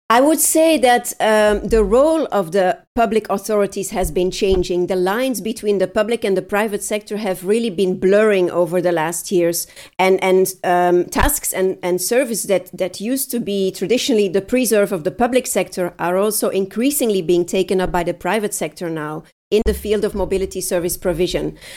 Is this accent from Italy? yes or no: no; Leuven, Flanders, Belgium; I'm at home in my hometown Leuven